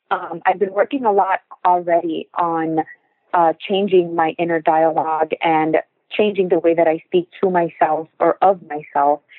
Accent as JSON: {"language": "English", "town": "Miami", "region": "Florida", "country": "United States", "tie": "born or raised there", "said": "I was born here in Miami, Florida, but I am first"}